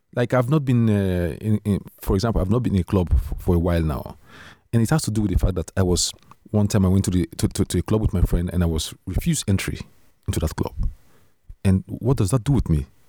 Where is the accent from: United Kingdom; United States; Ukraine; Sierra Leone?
Sierra Leone; moved away as an adult; now in Netherlands; I came from Sierra Leone